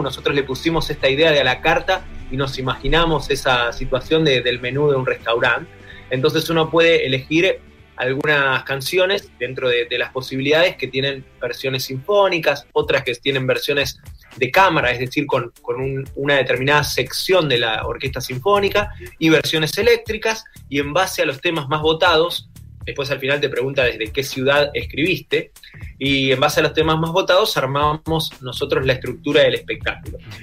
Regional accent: Argentina; somos cuatro instrumentistas de Argentina

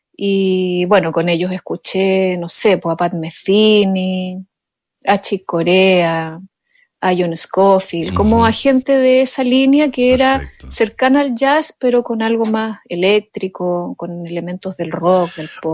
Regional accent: Ancud, Los Lagos, Chile; yo soy de Chiloé, mi padre era arquitecto y chilote, mi familia es toda chilota

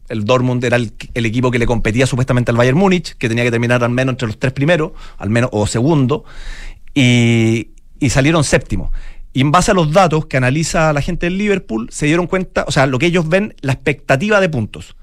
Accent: Santiago, Santiago Metropolitan Region, Chile; Mi, mamá es valdiviana, yo nací y criado en Santiago

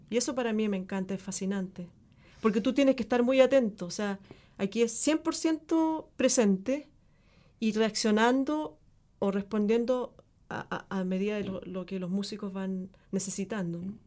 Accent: Chile; moved away as an adult; also born or lived in Argentina; desde mi experiencia como chilena

